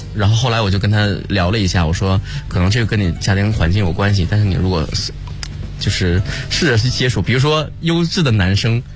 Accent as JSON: {"language": "Chinese", "town": "Shenyang", "region": "Liaoning", "country": "China", "tie": "born or raised there", "accent": "Northeastern (Dongbei)", "said": "我家乡沈阳"}